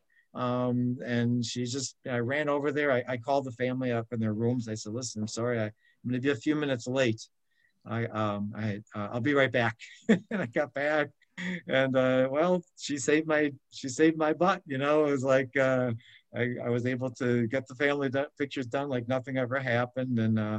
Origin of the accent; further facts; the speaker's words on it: Milwaukee, Wisconsin, United States; moved away as an adult; now in Atlanta, United States; one of my earliest clients from Milwaukee, my hometown